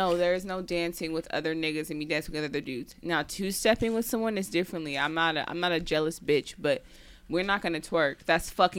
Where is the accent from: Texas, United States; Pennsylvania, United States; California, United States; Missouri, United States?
California, United States; Oakland; moved away as an adult; also born or lived in Louisiana; I grew up in Oakland, California where, like, we twerked at parties.